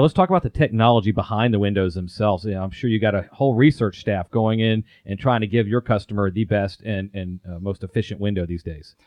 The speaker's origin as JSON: {"language": "English", "town": "Atlanta", "region": "Georgia", "country": "United States", "tie": "born or raised there", "also_born_or_lived": "Europe", "said": "I'm born and raised in the Atlanta area"}